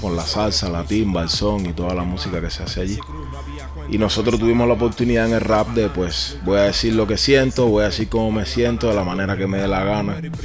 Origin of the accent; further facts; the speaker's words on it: Havana, Cuba; moved away as an adult; also born or lived in Caracas, Venezuela; now in Barcelona, Spain; Yo nací en La Habana, soy un tipo cualquiera como cualquier cubano que nació en el 82 en La Habana.